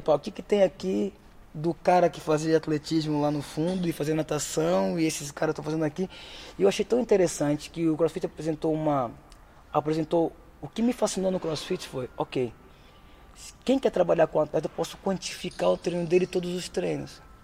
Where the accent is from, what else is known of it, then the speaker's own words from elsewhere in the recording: Brazil; moved away as an adult; also born or lived in Aveiro, Portugal; now in Portugal; eu saí do Brasil